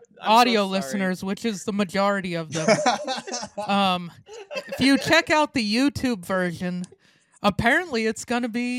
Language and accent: English; Montana, United States; now in Portland, United States; I grew up in Montana, we both did.